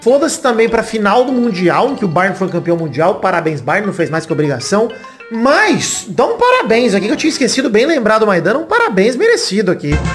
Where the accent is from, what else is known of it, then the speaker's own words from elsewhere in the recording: Brazil; eu como brasileiro